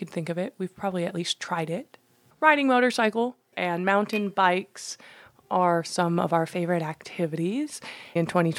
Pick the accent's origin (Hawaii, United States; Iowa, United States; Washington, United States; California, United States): Washington, United States; also born or lived in China; I was adopted from China as a baby. I'm Chinese. I grew up in Washington State in the northwest corner, about 7 minutes from the Canadian border